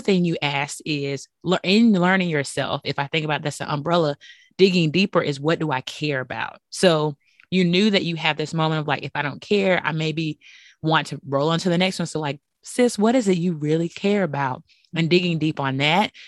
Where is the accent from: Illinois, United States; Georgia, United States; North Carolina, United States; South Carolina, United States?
North Carolina, United States; Bunn; I'm from Bunn, North